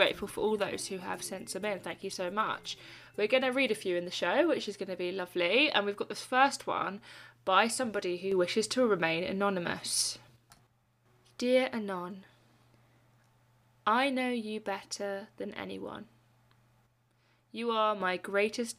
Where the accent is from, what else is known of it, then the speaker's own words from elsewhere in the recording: Lewes, South East England, United Kingdom; I'm from Lewes, where bonfire night is huge and probably the most favourite day of my year